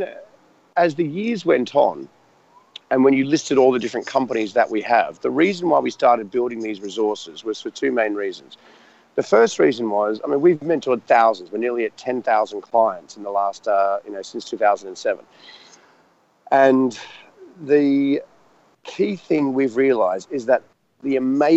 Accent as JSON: {"language": "English", "country": "Australia", "also_born_or_lived": "Richmond, London", "moved": "as an adult", "lives_now": "London, United Kingdom", "said": "as this Australian guy without any real contacts over in London"}